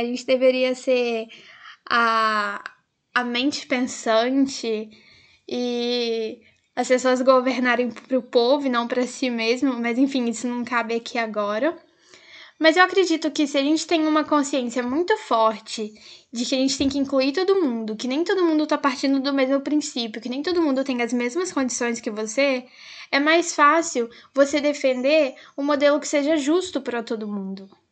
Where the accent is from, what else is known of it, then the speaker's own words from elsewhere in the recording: Brazil; enquanto brasileiros